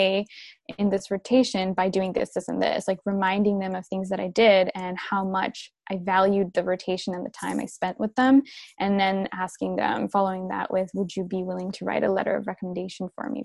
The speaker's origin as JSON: {"language": "English", "town": "Vancouver", "region": "British Columbia", "country": "Canada", "tie": "born or raised there", "also_born_or_lived": "Dubai", "said": "home for me is Vancouver. That's where I am right now. And yeah, I actually grew up in early stages of my life in Dubai, and then I spent most of my life here."}